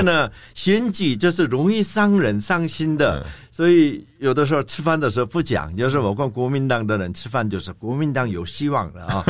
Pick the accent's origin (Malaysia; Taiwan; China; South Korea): South Korea; 我们韩国